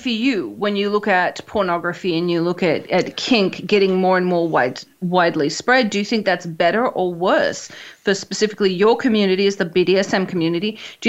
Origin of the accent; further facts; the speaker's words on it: Australia; I grew up in Australia.